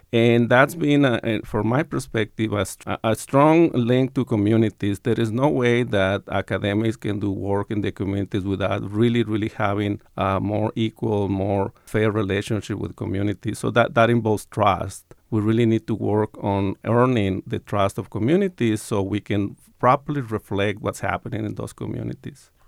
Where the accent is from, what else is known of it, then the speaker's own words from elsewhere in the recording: Hermosillo, Sonora, Mexico; now in Tucson, United States; I was born in Hermosillo, Sonora, but I have strong roots in Tucson